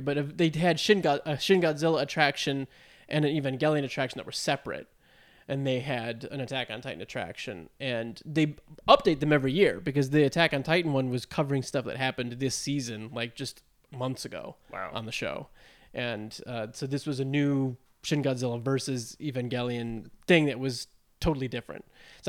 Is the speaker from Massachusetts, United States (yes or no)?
no; Georgia, United States; I grew up in Georgia and, like, normally would go to the Orlando one.